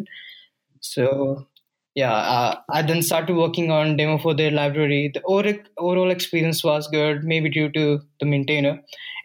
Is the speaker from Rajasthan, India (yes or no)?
yes; Rajasthan, India; moved away as an adult; also born or lived in North India; I'm originally from Rajasthan, India